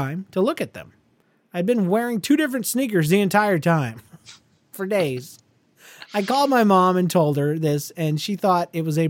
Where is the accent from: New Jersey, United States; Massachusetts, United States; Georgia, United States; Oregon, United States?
Georgia, United States; I'm from Georgia, lady.